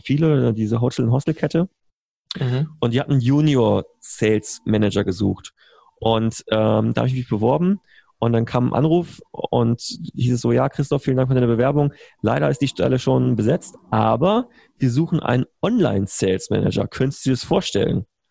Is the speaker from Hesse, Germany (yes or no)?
no; Berlin, Germany; also born or lived in Bonn; ich bin gebürtiger äh, Bonner bin damals, ich bin einer von diesen Regierungskindern, die damals mhm. 99 von, Berlin, von, von Bonn nach Berlin umgezogen sind